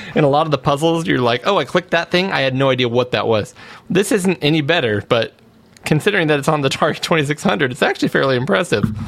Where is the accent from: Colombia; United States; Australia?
United States; Auburn, California; Auburn, California, my uh, my hometown here, uh, yeah. Grass Valley, Auburn area.